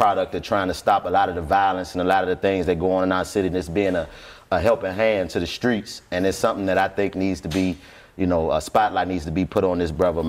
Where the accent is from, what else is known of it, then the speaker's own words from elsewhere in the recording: Washington, District of Columbia, United States; I'm born and raised in Washington, D.C.